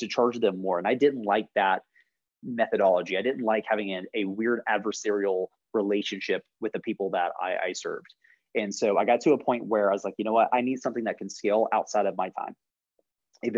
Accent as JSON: {"language": "English", "town": "Jacksonville", "region": "Florida", "country": "United States", "moved": "yes", "said": "originally from Jacksonville, Florida, so like Northeast Florida"}